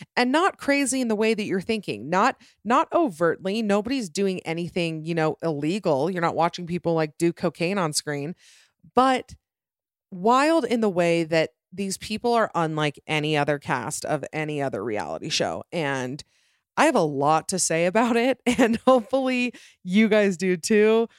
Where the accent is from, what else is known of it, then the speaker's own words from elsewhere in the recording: Utah, United States; I'm from Utah